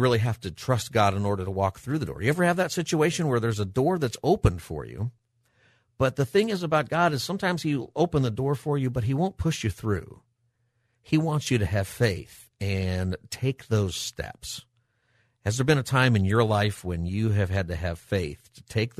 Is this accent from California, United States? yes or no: yes; Palmdale, California, United States; moved away as an adult; also born or lived in Riverside, California; now in San Diego, United States; I grew up in the Los Angeles area, grew up in Palmdale, and went to UC Riverside.